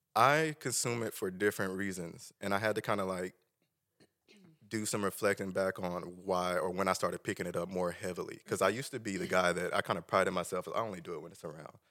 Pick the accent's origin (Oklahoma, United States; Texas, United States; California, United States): Oklahoma, United States; Tulsa; Tulsa Union. I'm originally from Tulsa.